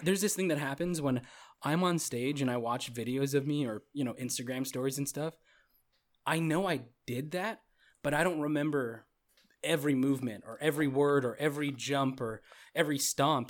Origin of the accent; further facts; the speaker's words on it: Goodyear, Arizona, United States; moved away; I was from the country at the time. I was from Goodyear